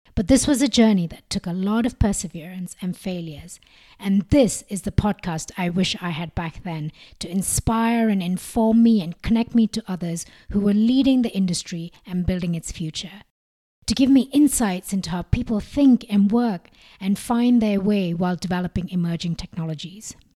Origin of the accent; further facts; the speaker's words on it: India; moved away as an adult; also born or lived in Sweden / Singapore; growing up in India, the rich textile heritage crafts were always a big part of my life